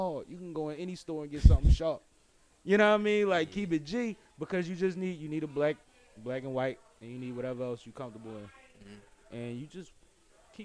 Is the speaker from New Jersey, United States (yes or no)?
no; Philadelphia, Pennsylvania, United States; I'm from Uptown, too